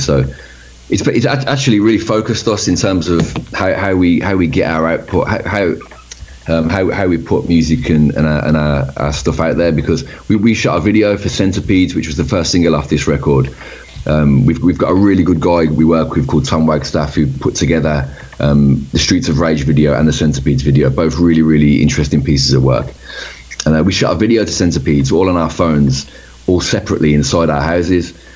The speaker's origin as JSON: {"language": "English", "town": "Birmingham", "region": "West Midlands", "country": "United Kingdom", "tie": "born or raised there", "said": "where we grew up in Birmingham"}